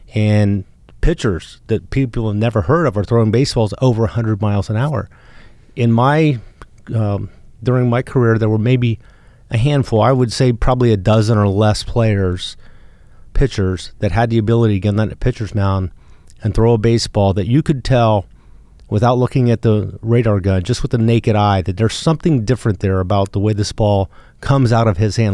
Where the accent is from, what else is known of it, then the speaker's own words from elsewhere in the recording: small town in Ohio, United States; very small town, uh, rural town south of Columbus, east of Cincinnati. Um, about five thousand people in my hometown